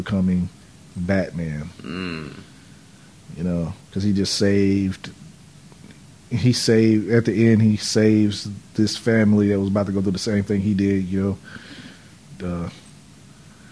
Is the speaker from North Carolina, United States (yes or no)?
yes; North Carolina, United States; born or raised there